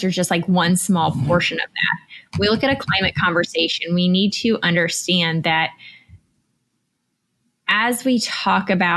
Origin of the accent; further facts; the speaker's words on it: United States; I'm an American